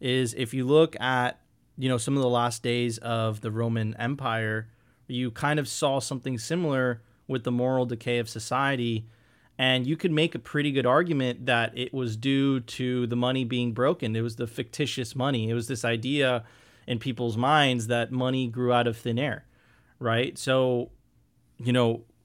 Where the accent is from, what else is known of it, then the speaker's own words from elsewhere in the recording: Venezuela; moved away; I come from Venezuela